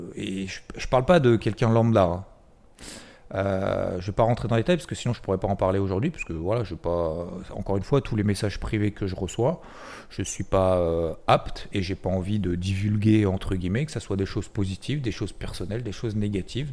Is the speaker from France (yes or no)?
yes; the South, south of France, France; je suis originaire du Sud